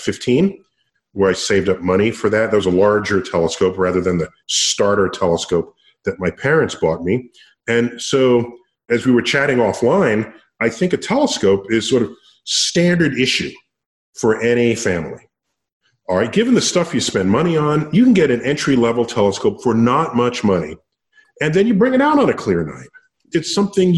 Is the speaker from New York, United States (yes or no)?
yes; New York City, New York, United States; I grew up in New York City